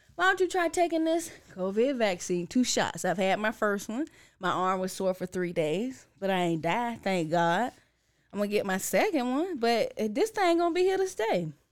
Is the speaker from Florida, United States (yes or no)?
yes; Orlando, Florida, United States; moved away; I'm from Orlando. That's the home city.